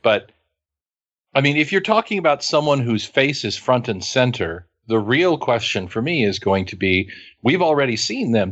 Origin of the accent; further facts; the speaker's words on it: Western Kansas, United States; also born or lived in Hays, Kansas; I was born in Western Kansas. I grew up in Western Kansas. I lived in Hayes for more than a decade.